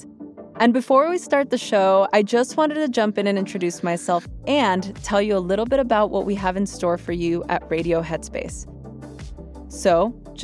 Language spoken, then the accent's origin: English; Los Angeles, California, United States; growing up in East